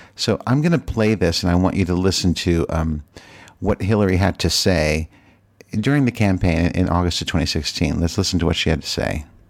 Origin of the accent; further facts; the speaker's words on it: Virginia, United States; moved away as an adult; I lived in Virginia for fifty years, and I can say that it is my home state